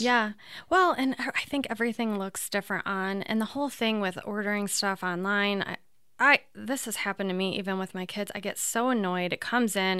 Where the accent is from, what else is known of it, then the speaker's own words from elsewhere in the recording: Toledo, Ohio, United States; I'm from Toledo